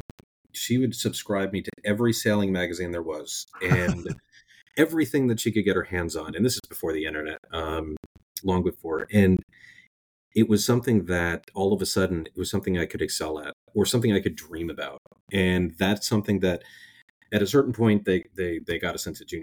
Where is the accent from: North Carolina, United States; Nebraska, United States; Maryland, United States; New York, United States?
New York, United States; Oyster Bay; moved away as an adult; also born or lived in Rhode Island; now in Annapolis, United States; I grew up in Oyster Bay, Long Island, in New York